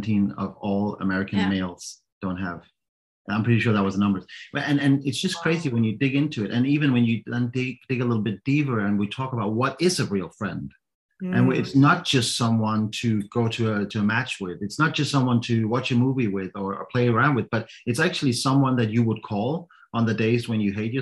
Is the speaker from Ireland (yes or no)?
no; Denmark; English is a second language; now in Copenhagen, Denmark; I grew up about 2 hours away from Copenhagen